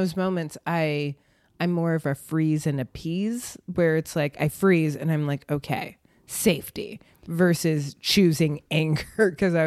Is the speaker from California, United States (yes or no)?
yes; Oakland, California, United States; born there; also born or lived in North Carolina / Connecticut / Illinois / New York; Ooh, I grew up all over. I was born in Oakland, but I've lived just outside the Bay Area, North Carolina, Connecticut, Illinois, and New York.